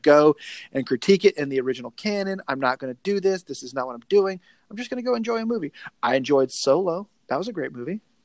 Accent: the South, United States; accent: twang; I'm a Southerner

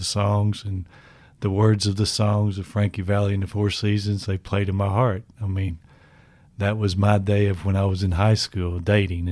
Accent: Kingston, Tennessee, United States; I grew up in Kingston, Tennessee, about 40 miles from Knoxville

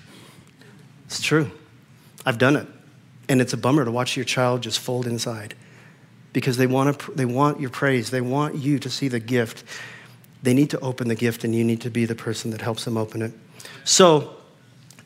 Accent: Fort Collins, Colorado, United States; I grew up in the Fort Collins area

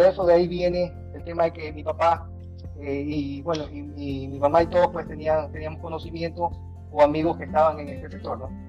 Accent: Guayaquil, Guayas, Ecuador; Me crié en, un barrio del centro de la ciudad

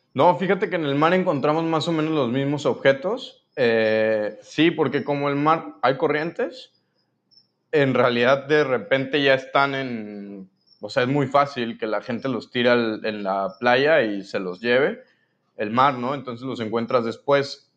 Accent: Mexico City, Mexico; moved away as an adult; now in Cancún, Mexico; yo soy de la Ciudad de México. Este, llegué a vivir a Cancún hace cuatro años

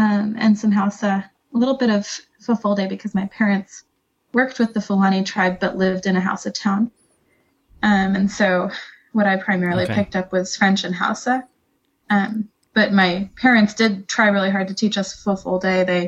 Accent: Niger; now in United States; But I grew up in West Africa in Niger Republic.

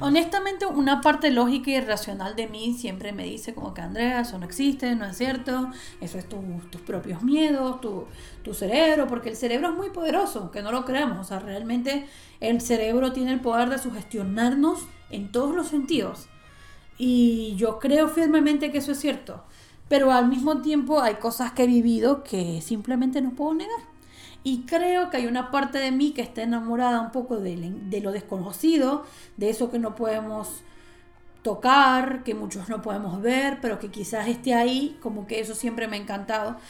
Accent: Maracaibo, Zulia, Venezuela; also born or lived in Cabimas; cuando nosotros nos mudamos de Cabimas a Maracaibo, en Cabimas era donde estaba esta casa, luego nos mudamos a Maracaibo

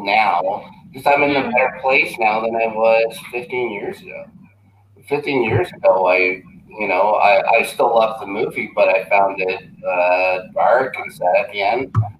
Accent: Winnipeg, Manitoba, Canada; I'll always say that I'm from Winnipeg.

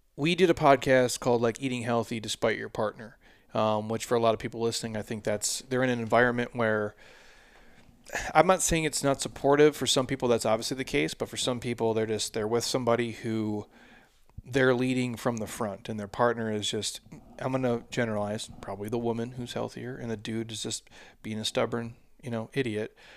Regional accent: Midwest, United States; I grew up in the Midwest

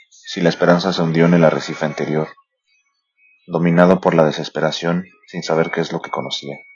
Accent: Mexico; eh, soy mexicano

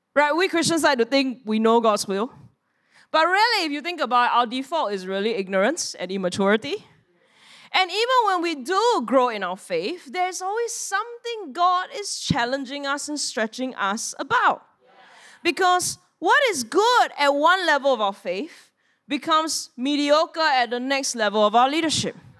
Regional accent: Singapore; we are Singaporean

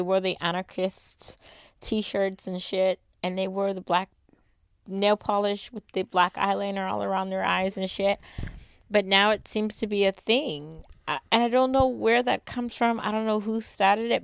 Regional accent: Boston, Massachusetts, United States; I'm from the East Coast

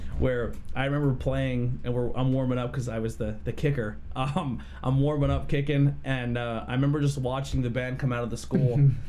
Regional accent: Mount Carmel, Pennsylvania, United States; I grew up in Monty City

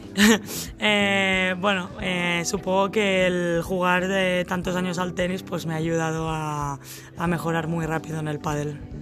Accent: Castellar del Vallès, Catalonia, Spain; also born or lived in Sabadell / Oklahoma, United States; mi, mi, pueblo se llama Castellar del Vallés.

